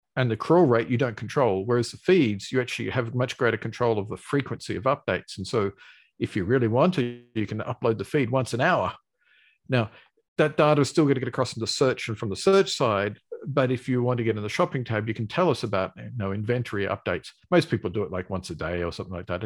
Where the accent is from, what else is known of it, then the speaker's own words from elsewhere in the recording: Australia; accent: Australian; I've got an Australian accent. I'm Australian